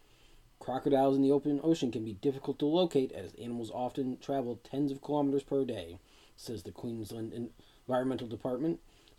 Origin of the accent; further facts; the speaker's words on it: United States; I'm American